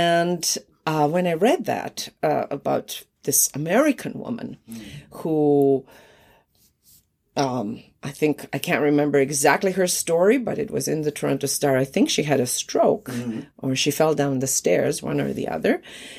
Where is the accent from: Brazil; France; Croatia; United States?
Croatia; Zagreb, City of Zagreb; first language Croatian; English is a second language; moved away as an adult; now in Canada; As a young actress who already had a career in former Yugoslavia, in Zagreb, where I was born, and around Yugoslavia, I got married to a Canadian, and I came to Canada